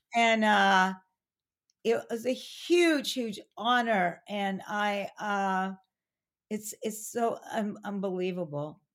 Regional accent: Pasadena, California, United States; also born or lived in Arcadia / San Francisco; I was born in that hospital, I was born in Pasadena

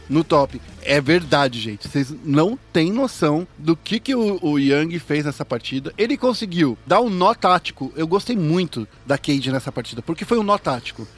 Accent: Brazil; a gente é, é brasileiro

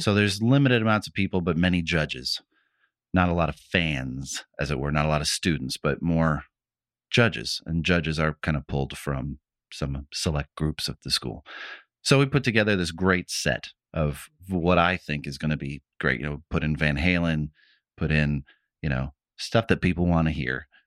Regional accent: Midwest, United States; When I was a kid, like, growing up in the Midwest

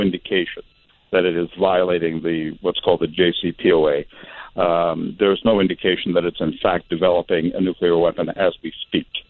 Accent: Iraq; I'm from Iraq

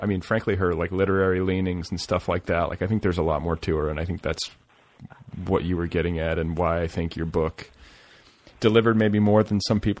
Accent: Indianapolis, Indiana, United States; Like, just suburban Indianapolis.

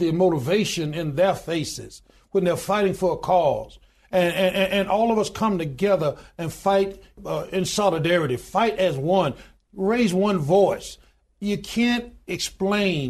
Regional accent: Goodwater, Alabama, United States; born or raised there

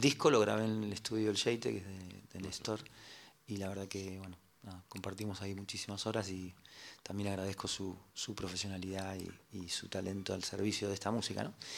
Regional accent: Morón, Buenos Aires Province, Argentina; Soy de Morón

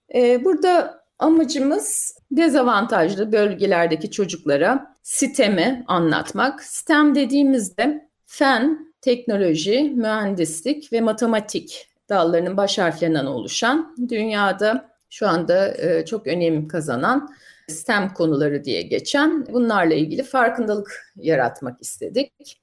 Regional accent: Ankara, Turkey; moved away as an adult; also born or lived in United States; now in London, United Kingdom; Ben e, aslen Ankara doğumluyum.

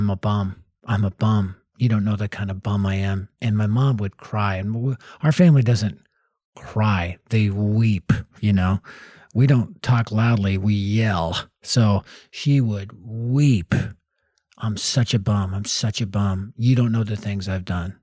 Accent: Denver, Colorado, United States; Born and raised in North Denver, which at the time was the highest crime rate area of our city.

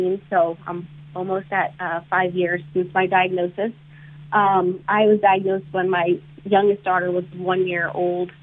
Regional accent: South Florida, United States; I grew up in South Florida, and I did a lot of community service in high school

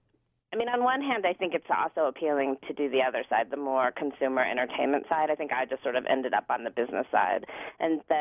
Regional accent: Denver, Colorado, United States; also born or lived in Washington, D.C. / Los Angeles; I moved back to my hometown of Denver

